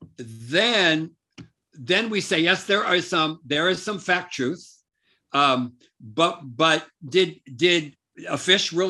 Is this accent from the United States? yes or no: yes; United States; now in South Africa; me growing up in America